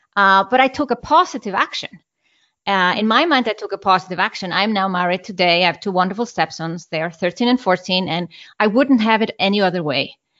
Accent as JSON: {"language": "English", "country": "Iceland", "tie": "born or raised there", "moved": "yes", "said": "I'm from Iceland"}